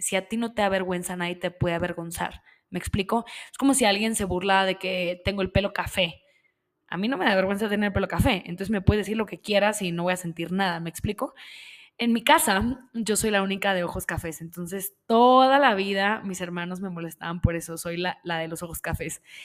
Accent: Monterrey, Nuevo León, Mexico; Yo soy de Monterrey, yo soy de Monterrey, Nuevo León, en México. Y vengo de un lugar donde crecí

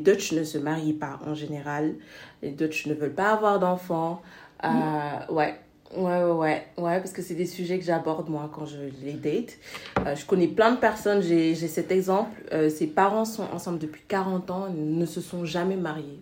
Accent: Senegal; also born or lived in France; now in Netherlands; je suis née et j'ai grandi au Sénégal

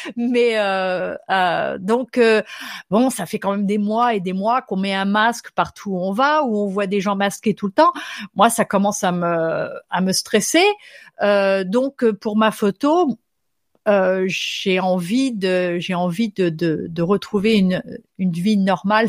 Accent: France; first language French; moved away as an adult; now in Minnesota, United States; J'habite aux États-Unis, mais je suis française

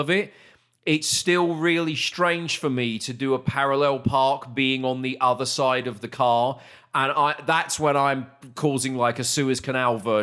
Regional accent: United Kingdom; now in Texas, United States; back in the UK

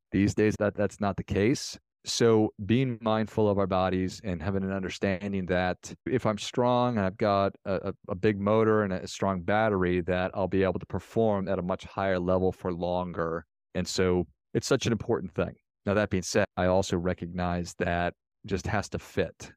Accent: Minnesota, United States; I'm from Minnesota.

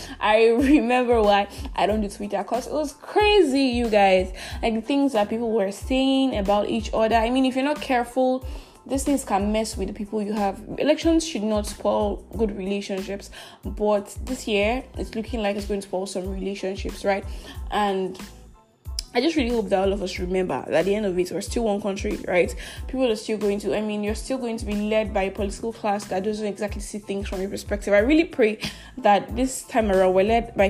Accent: Asaga, Abia, Nigeria; I came to Abia City, Nigeria, my hometown, Asaga in Ohafia, to vote and to be home for the elections, right?

